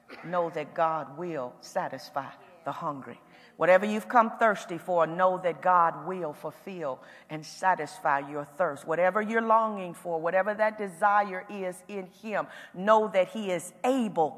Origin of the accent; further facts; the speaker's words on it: Indiana, United States; accent: Indiana; my Indiana accent kind of comes out